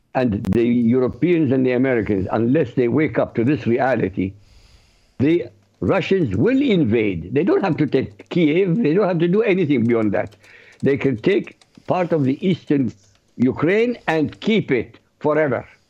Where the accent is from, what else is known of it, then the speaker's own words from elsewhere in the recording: Iraq; moved away; I used to read the newspapers, Arab, because I come from Iraq, so I read Arabic newspaper